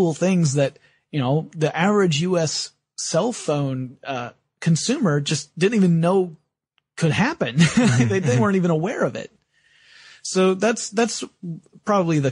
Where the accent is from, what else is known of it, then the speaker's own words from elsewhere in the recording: United States; as American citizens